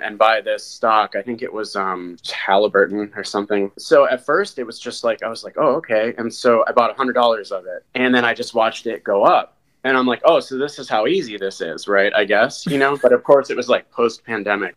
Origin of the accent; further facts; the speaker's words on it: Vermont, United States; moved away as an adult; also born or lived in Australia / Denmark; now in Minnesota, United States; I was born and raised in Vermont